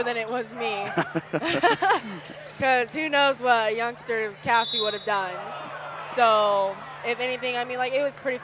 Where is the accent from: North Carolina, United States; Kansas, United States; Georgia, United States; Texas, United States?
Kansas, United States; St. Francis; now in McPherson, United States; I'm used to small towns growing up in St. Francis and then moving here to McPherson